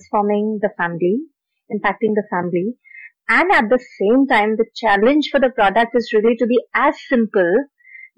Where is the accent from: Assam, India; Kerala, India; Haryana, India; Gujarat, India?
Assam, India; I'm from Assam